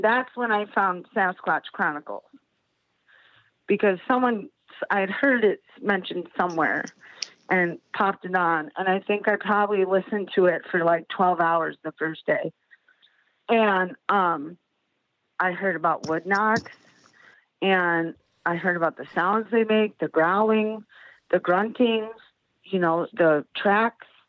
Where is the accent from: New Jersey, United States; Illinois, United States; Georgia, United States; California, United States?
Illinois, United States; Chicago; now in South Bend, United States; I'm from Chicago originally. We live in South Bend